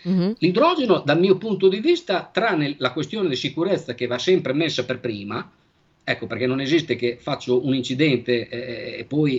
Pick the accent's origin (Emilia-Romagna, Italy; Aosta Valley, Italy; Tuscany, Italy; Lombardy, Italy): Emilia-Romagna, Italy; Bologna; io sono di Bologna